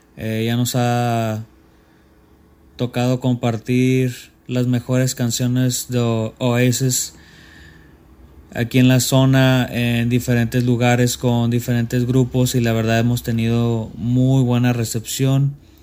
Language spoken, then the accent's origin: Spanish; Tijuana, Baja California, Mexico; Somos de Tijuana, Baja California, México.